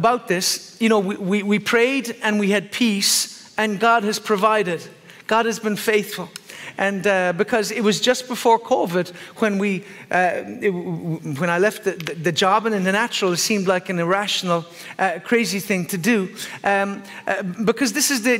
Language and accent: English; Ireland; I'm Irish